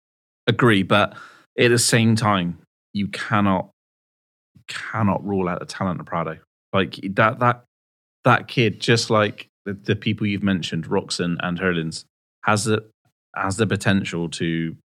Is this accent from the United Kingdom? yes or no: yes; West Country, South West England, United Kingdom; I'm obviously from the West Country.